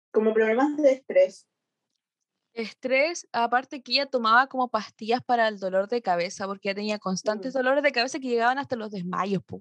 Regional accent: Chile

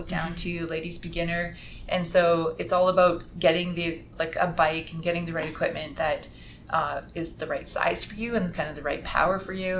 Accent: Edmonton, Alberta, Canada; moved away; also born or lived in Toronto / Calgary / Utah; I'm from Edmonton

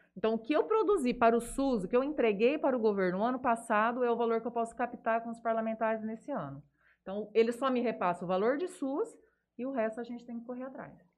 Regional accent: Jales, São Paulo, Brazil; sou de Jales

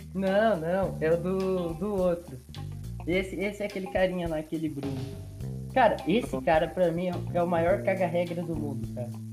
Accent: Brazil; eu sou brasileiro

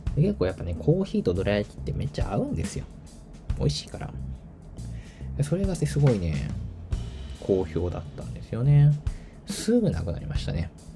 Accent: Tokyo, Japan; moved away as an adult; now in Kyoto, Japan; 私東京出身東京育ち

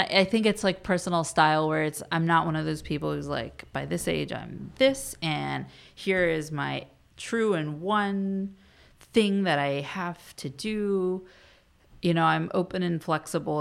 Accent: Virginia, United States; moved away as an adult; now in Washington, D.C., United States; I'm from Virginia, not too, too far, a very different world than here

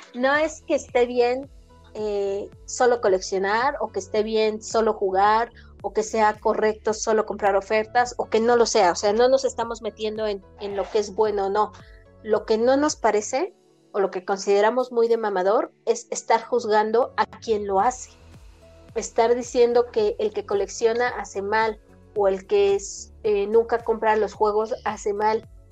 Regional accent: Mexico

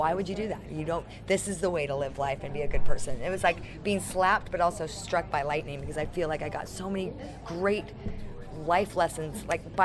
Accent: San Francisco, California, United States; now in Los Angeles, United States; I'm from San Francisco. I live in Los Angeles

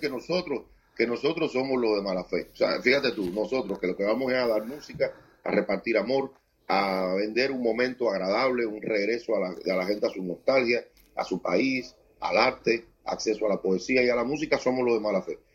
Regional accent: Cuba; yo vivo privilegiado de poder, haciendo este tipo de canción, tener en mi país eh, mercado, público y posibilidad

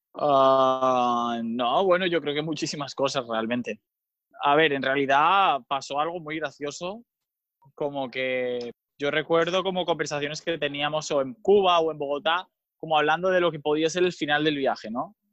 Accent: Mallorca, Balearic Islands, Spain; tengo 27 años también, ah, del 1992, y soy de Mallorca

